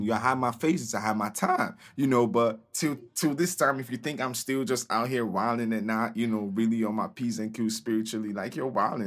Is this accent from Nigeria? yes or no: yes; Nigeria; moved away as an adult; now in United States; But I'm Nigerian. I'm from Nigeria. I came to America two thousand nine for college